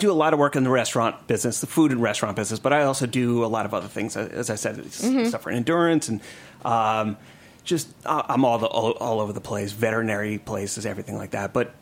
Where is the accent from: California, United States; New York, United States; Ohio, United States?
New York, United States; moved away as an adult; also born or lived in Atlanta; I grew up in New York